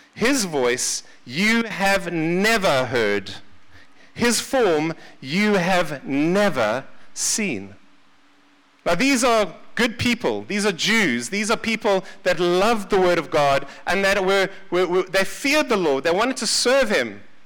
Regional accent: Seychelles; now in South Africa; I was born in the Seychelles

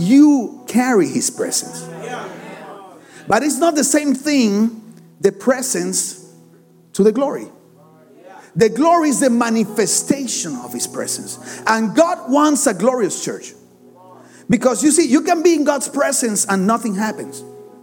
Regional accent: Barranquilla, Atlántico, Colombia; English is a second language; I'm from Barranquilla, Colombia

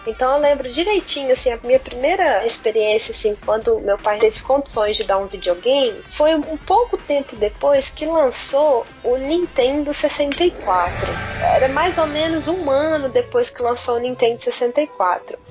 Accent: Uberaba, Minas Gerais, Brazil; moved away as an adult; also born or lived in Goiás; lá na minha terra, ostentar meu PlayStation. Cheguei, em Uberaba

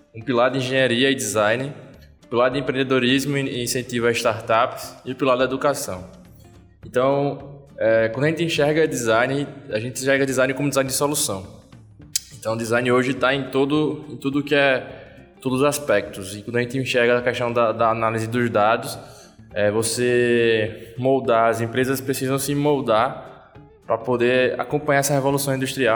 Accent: Vitória de Santo Antão, Pernambuco, Brazil; moved away as an adult; now in Recife, Brazil; eu sou de Vitória. É, sempre é bom voltar para a terra. Mas já tô, em Recife há cerca de seis anos

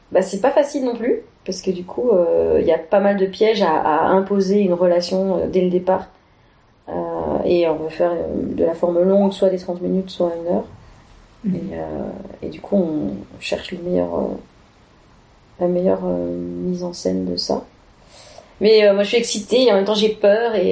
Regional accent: Annecy, Auvergne-Rhône-Alpes, France; now in Belgium; parce que je suis d'Annecy, je suis, au Savoyard à la base, donc j'ai, j'ai pas encore bien euh, acquis toutes leurs expressions.

